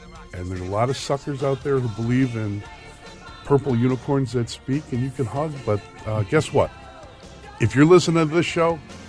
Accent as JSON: {"language": "English", "town": "Chicago", "region": "Illinois", "country": "United States", "said": "I'm from Chicago."}